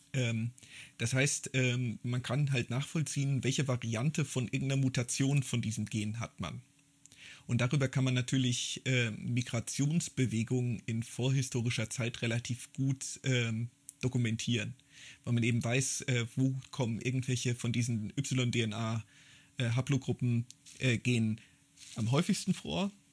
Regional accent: Germany; als zeitgenössischer Deutscher

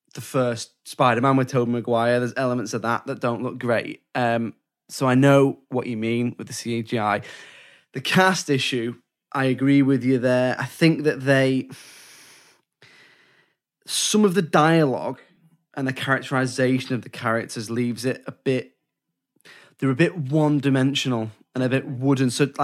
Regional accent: United Kingdom; Oh, I'm British.

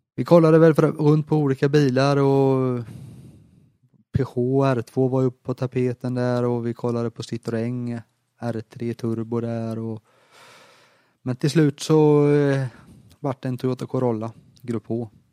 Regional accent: Småland, Sweden; som smålänning

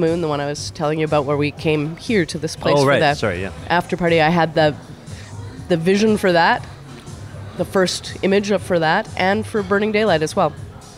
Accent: Winnipeg, Manitoba, Canada; Well, and we're from Winnipeg, right? Like, we know the cold, and we brought our big parkas with us

